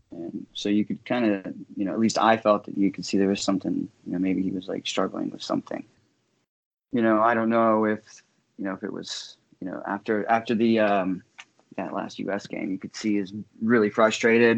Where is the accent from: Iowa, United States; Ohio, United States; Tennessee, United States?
Ohio, United States; Saint Clairsville; moved away as an adult; now in Michigan, United States; I'm originally from Saint Clairsville, Ohio.